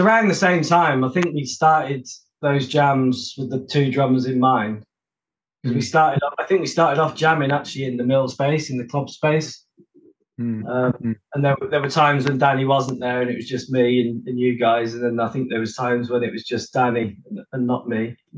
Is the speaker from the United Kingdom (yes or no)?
yes; Oswestry, West Midlands, United Kingdom; moved away as an adult; also born or lived in London / Brighton; now in Manchester, United Kingdom; I was born in London, but I, I sort of lived there only for two years, and we moved up to a little market town called Oswestry